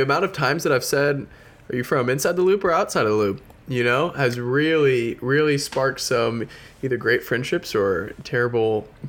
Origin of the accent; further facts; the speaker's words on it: Houston, Texas, United States; I was born and raised in Houston, Texas.